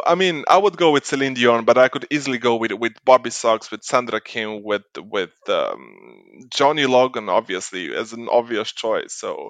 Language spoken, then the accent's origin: English; Slovenia